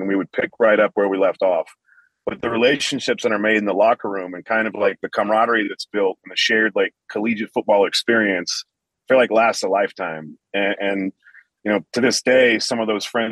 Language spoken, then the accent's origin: English; Central Illinois, United States; moved away as an adult; now in Las Vegas, United States; I mainly live in Las Vegas because I am from Central Illinois